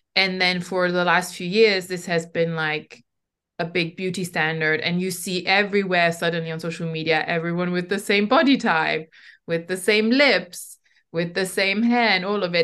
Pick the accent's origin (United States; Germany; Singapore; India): Germany; I was growing up in Germany in the nineties as an immigrant.